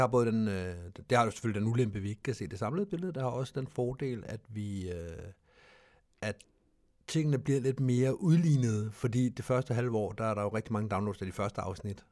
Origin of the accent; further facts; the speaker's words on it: Denmark; Vi er danskere